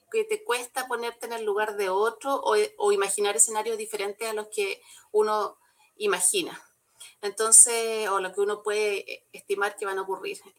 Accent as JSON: {"language": "Spanish", "town": "Santiago", "region": "Santiago Metropolitan Region", "country": "Chile", "said": "porque además yo que vengo de Santiago, ya se me ha olvidado un poco, pero eh, la visión de, de, un santiaguino es distinta"}